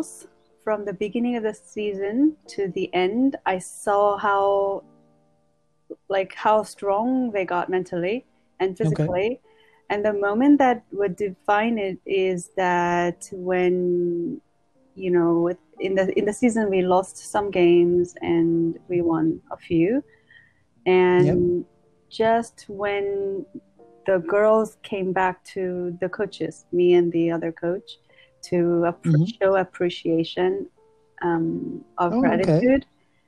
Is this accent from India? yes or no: no; Seoul, South Korea; now in United States; I am from South Korea, Seoul.